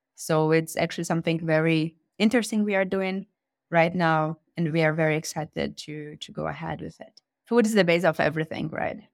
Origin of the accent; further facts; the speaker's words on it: Fortaleza, Ceará, Brazil; now in Germany; I'm originally from Fortaleza, from Ceará, to the northeast of Brazil.